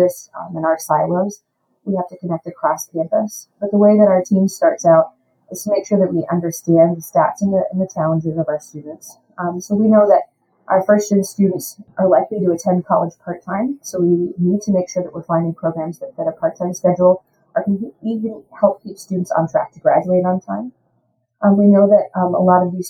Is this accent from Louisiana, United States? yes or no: yes; Louisiana, United States; also born or lived in Austin, Texas; now in Houston, United States; I'm from Louisiana